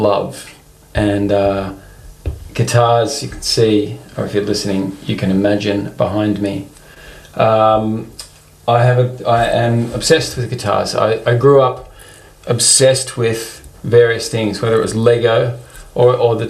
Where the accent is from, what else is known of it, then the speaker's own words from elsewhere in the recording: Melbourne, Victoria, Australia; also born or lived in London; originally from Melbourne, Australia, and have been, you know, spent the majority of my life living here